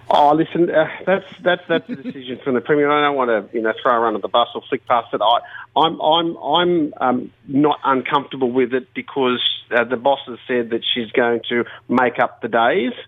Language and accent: English; Bankstown, New South Wales, Australia; I grew up in Bankstown